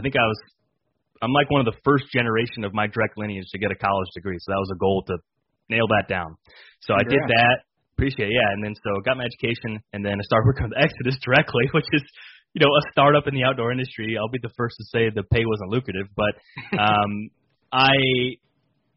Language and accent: English; Illinois, United States; born and raised in Illinois